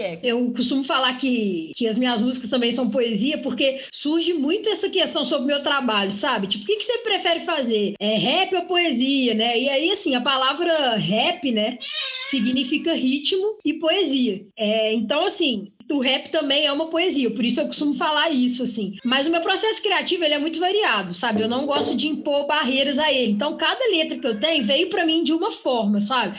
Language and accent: Portuguese; Juiz de Fora, Minas Gerais, Brazil; Nasci em Juiz de Fora